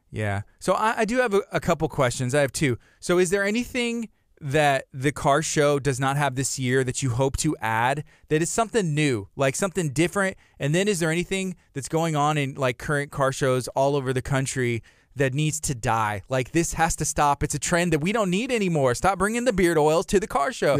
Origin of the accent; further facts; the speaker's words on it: Angleton, Texas, United States; I grew up in, in Angleton